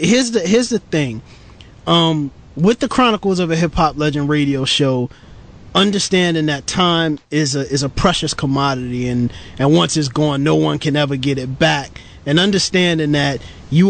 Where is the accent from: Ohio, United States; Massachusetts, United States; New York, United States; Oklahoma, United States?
New York, United States; New York City; grew up in Brooklyn, New York City